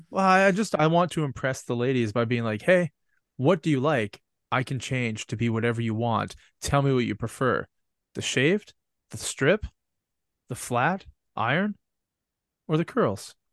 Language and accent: English; Canada; I'm from Canada, so I don't, I don't notice the cold like you guys